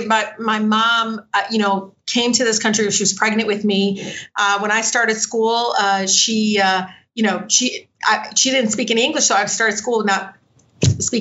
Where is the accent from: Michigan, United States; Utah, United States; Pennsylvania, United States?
Michigan, United States; Detroit; growing up in Southwest Detroit